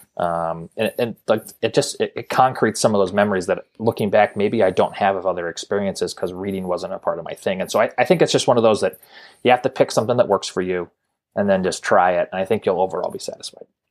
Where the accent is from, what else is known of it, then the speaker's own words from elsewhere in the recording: Montana, United States; growing up in Montana